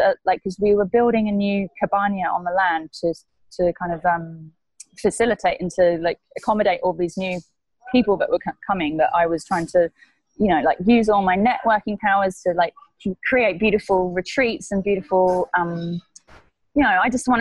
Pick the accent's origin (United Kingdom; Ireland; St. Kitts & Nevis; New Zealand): United Kingdom; England; moved away as an adult; also born or lived in Byron Bay, Australia; now in Mexico; originally I'm from England